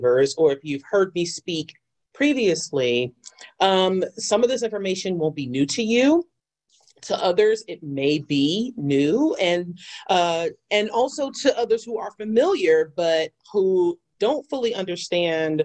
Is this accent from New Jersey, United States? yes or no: no; New York City, New York, United States; I am a New York City native, born and raised in Jamaica, Queens